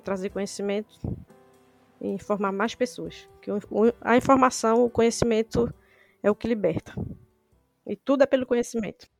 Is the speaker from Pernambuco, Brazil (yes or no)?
yes; Recife, Pernambuco, Brazil; sou de Recife